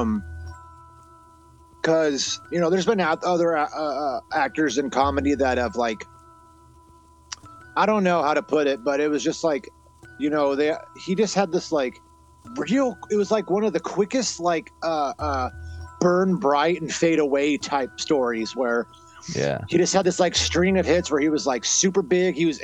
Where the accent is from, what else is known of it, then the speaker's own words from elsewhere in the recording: Wenatchee, Washington, United States; we grew up in Wenatchee when it was a lot smaller